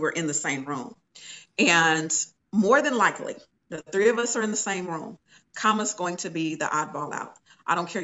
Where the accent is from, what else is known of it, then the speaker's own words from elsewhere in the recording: Inglewood, California, United States; I'm from Inglewood, California